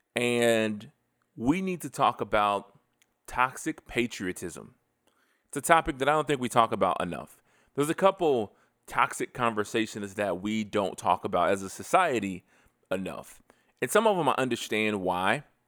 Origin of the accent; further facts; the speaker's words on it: United States; I am an American.